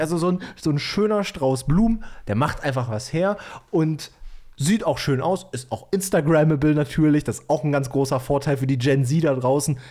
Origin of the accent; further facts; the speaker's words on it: Bautzen, Saxony, Germany; moved away; Ich habe dir ja aus meiner Heimat ein richtig geiles Set an Leckereien aus Bautzen mitgebracht